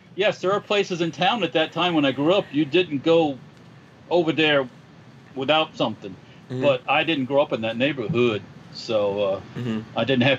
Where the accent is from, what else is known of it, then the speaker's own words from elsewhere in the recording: Florida, United States; I grew up in Florida for the most part